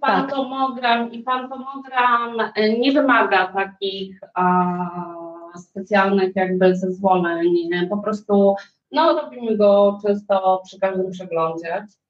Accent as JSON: {"language": "Polish", "town": "Warsaw", "region": "Masovian Voivodeship", "country": "Poland", "moved": "as an adult", "lives_now": "Sweden", "said": "ja jestem z Warszawy"}